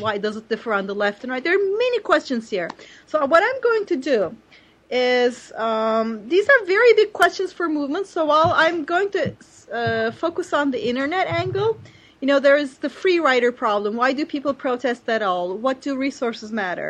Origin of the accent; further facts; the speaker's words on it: Turkey; it was my home country where I knew the politics inside out